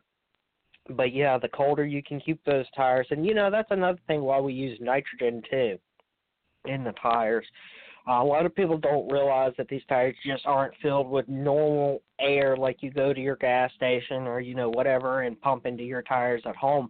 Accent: near Richmond, Virginia, United States; my hometown here near Richmond, Virginia.

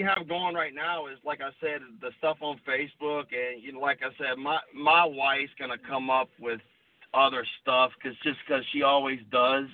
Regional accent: Columbia, South Carolina, United States; moved away as an adult; now in Charleston, United States; I'm from Columbia, South Carolina, and I moved here about 10 years ago

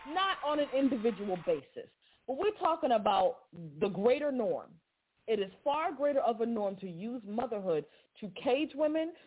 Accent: Boston, Massachusetts, United States; I'm from Boston, Massachusetts

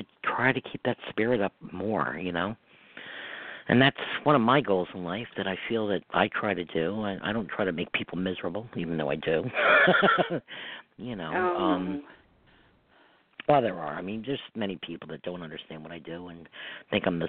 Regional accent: Hudson River, New York, United States; also born or lived in Westchester, New York; I grew up on the Hudson River

